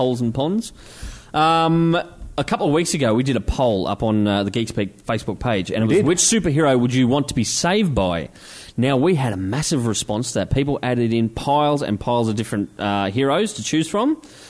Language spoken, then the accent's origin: English; Maribyrnong, Victoria, Australia; I come from Maribyrnong. We ain't got shit.